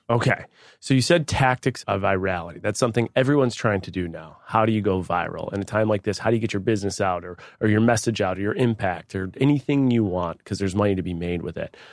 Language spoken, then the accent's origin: English; Buffalo, New York, United States; Buffalo, New York. That's my hometown